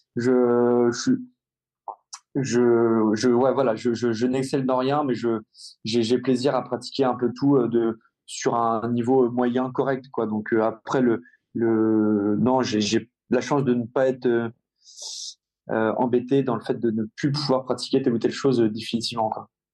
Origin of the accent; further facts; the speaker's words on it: Rouen, Normandy, France; je suis normand, je suis rouennais, je, j'a, j'a, j'adore ma ville et, et, et, et ma région